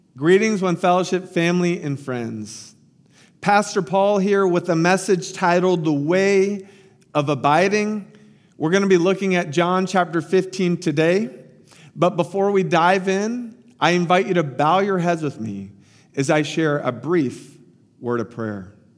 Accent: Tampa, Florida, United States; my hometown, Tampa Bay

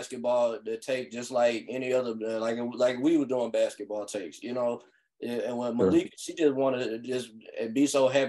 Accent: Nashville, Tennessee, United States; I am from Nashville

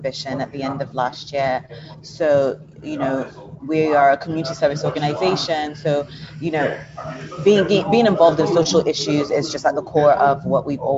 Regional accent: Nigeria; I am a Nigerian

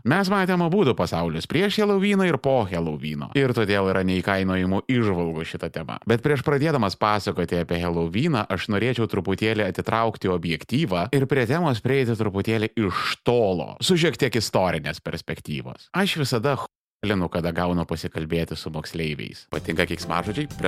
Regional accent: Vilnius County, Lithuania; mes, žirmūnų mužikai

